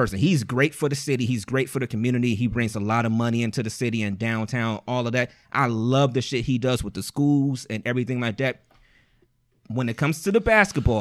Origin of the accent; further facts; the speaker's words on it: East Cleveland, Ohio, United States; We are four dudes from East Cleveland.